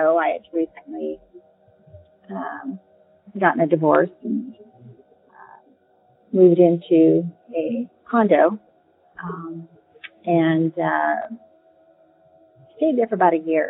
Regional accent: Southern California, United States; I come from Southern California, born and raised

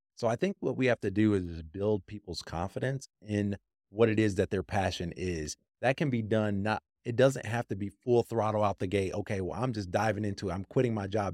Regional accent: Grand Rapids, Michigan, United States; I'm from Michigan, actually, and I'm from the west, you know, side of Michigan, Holland, Grand Rapids area

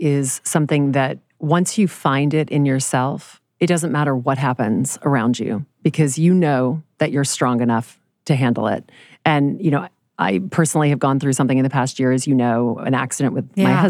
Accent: Louisiana, United States; now in New York City, United States; This is my Louisiana upbringing too.

